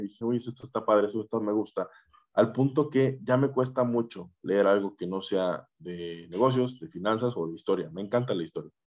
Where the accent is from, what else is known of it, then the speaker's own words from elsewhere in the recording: Querétaro, Mexico; Yo soy de Querétaro